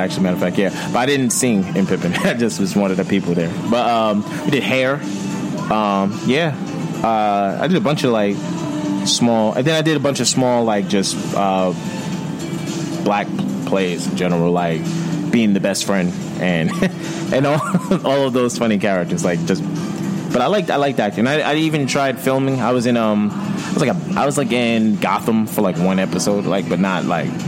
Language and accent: English; Yonkers, New York, United States; I'm from Yonkers, New York